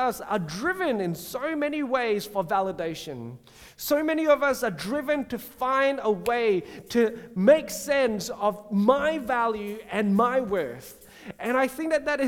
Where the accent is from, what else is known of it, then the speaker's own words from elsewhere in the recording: Singapore; When I was a kid growing up in Singapore